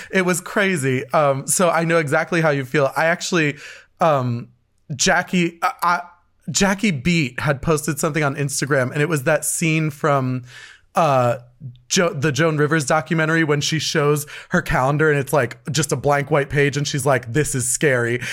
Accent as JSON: {"language": "English", "region": "New Jersey", "country": "United States", "tie": "born or raised there", "also_born_or_lived": "New York City", "said": "we grew up here in New Jersey."}